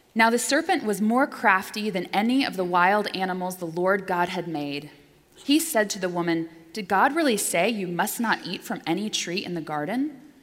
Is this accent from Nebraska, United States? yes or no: no; Pensacola, Florida, United States; also born or lived in Mattoon, Illinois / Washington, District of Columbia, United States / New York; now in Boston, United States; they raised me in Pensacola, Florida, I was born in Mattoon, Illinois